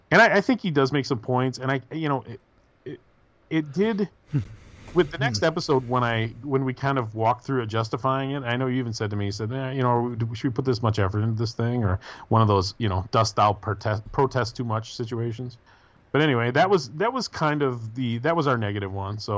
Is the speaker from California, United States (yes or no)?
yes; San Diego, California, United States; Growing up in San Diego, we had a really good scene, very positive and inclusive.